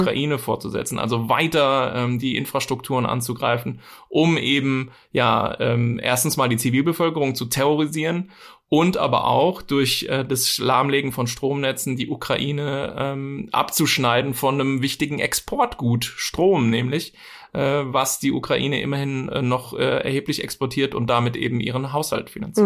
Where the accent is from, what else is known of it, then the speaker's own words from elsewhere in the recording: Bavaria, Germany; bei uns in Bayern